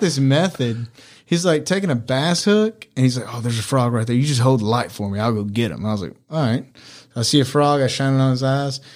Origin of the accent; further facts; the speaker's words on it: Mississippi, United States; also born or lived in Mexico; We're from Mississippi